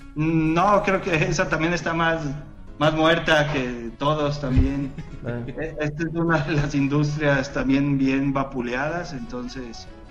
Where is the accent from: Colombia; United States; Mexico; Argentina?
Mexico; soy mexicano